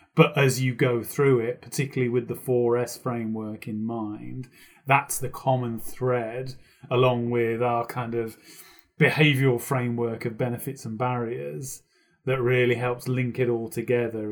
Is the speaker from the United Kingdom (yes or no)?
yes; United Kingdom; a local radio station in the U K near my hometown